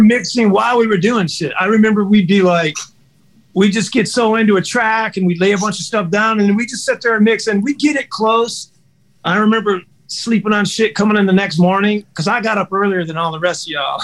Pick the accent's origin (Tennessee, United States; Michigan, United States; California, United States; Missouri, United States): Michigan, United States; Detroit; I'm from Detroit, and I got Motown roots